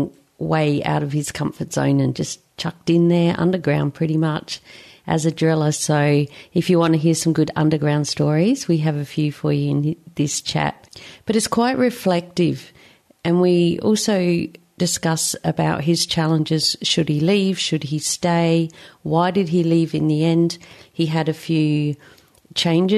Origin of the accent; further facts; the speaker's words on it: South Australia, Australia; now in Queensland, Australia; I grew up in South Australia